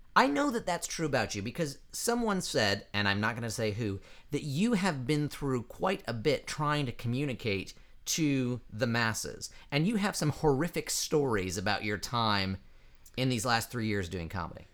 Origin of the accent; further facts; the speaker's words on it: eastern Midwest, United States; I hail from the eastern side of the Midwest